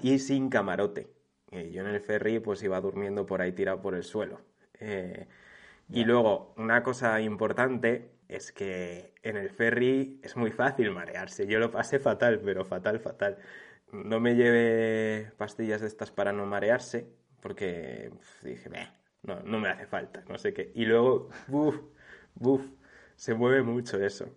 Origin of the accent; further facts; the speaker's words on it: a village near Segovia, Castile and León, Spain; de mi pueblo a Segovia, que son como 15 minutos